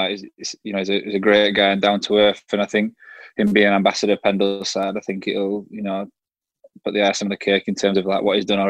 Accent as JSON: {"language": "English", "town": "Burnley", "region": "North West England", "country": "United Kingdom", "accent": "Burnley", "said": "my Burnley accent"}